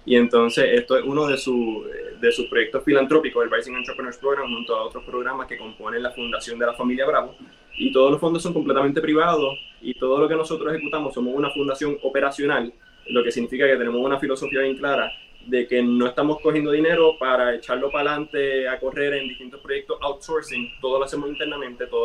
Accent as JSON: {"language": "Spanish", "country": "Puerto Rico", "said": "todos los recursos que tenemos internos somos aquí de Puerto Rico."}